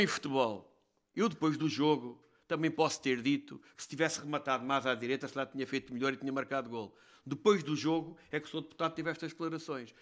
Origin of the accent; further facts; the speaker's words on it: Castelo Branco, Centro, Portugal; eu sou de Castelo Branco.